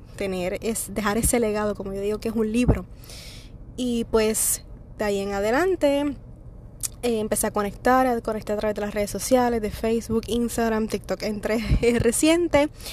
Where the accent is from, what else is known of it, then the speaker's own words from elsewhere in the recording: Puerto Rico; yo soy de Puerto Rico.